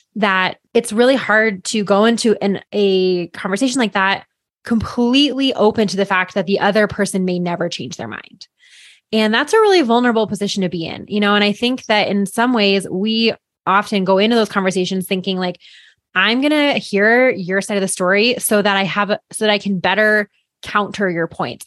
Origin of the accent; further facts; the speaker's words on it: Boulder, Colorado, United States; growing up in here, I mean, I'm, I live fifteen minutes away from where I grew up